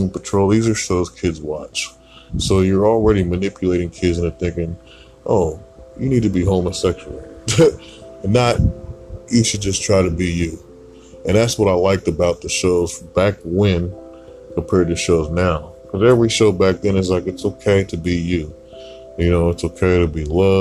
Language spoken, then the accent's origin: English; Portland, Oregon, United States; I was born here in Portland.